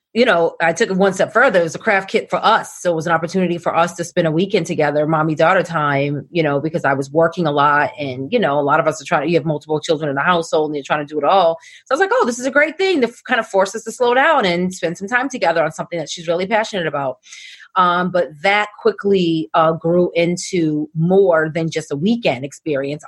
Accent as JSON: {"language": "English", "town": "Boston", "region": "Massachusetts", "country": "United States", "tie": "born or raised there", "said": "as a disc jockey growing up in Boston"}